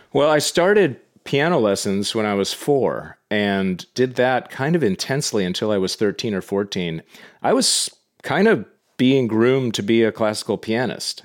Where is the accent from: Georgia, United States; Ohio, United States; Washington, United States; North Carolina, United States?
Washington, United States; Yarrow Point; moved away as an adult; also born or lived in Boston / New York; technically I didn't grow up in Bellevue, I grew up on Yarrow Point